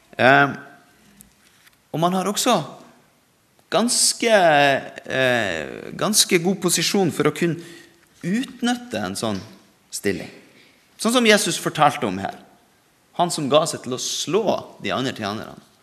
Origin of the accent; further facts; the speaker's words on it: Norway; vi er født i Norge.